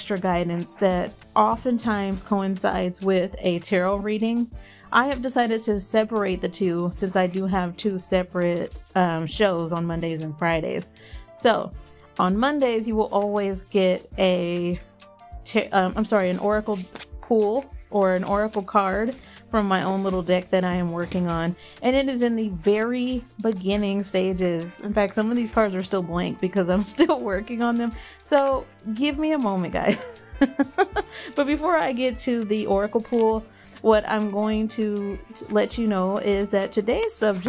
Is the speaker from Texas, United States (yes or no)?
yes; Texas, United States; I grew up in Texas, so the Mexican population is massive here